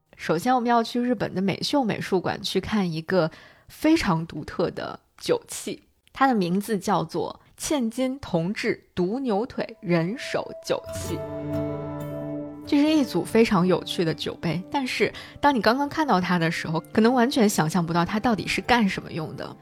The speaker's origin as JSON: {"language": "Chinese", "country": "China", "said": "我们中国人"}